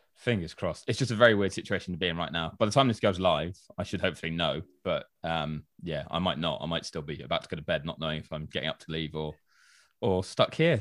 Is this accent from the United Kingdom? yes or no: yes; United Kingdom; I'm British